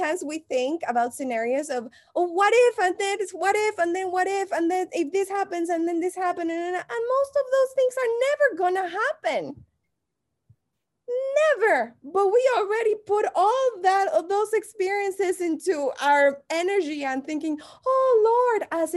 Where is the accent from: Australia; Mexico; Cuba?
Mexico; English is a second language; moved away as an adult; now in Los Angeles, United States; if you haven't noticed my accent, I'm from Mexico